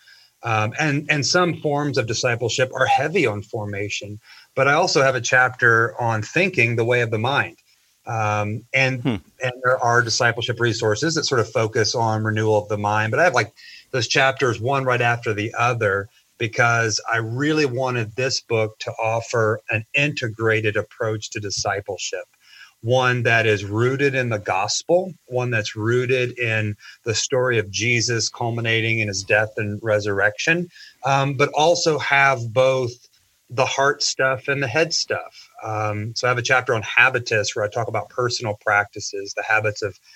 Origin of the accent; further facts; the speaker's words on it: St. Joseph, Missouri, United States; moved away as an adult; also born or lived in rural South Georgia; I grew up in St. Joe. It's my hometown.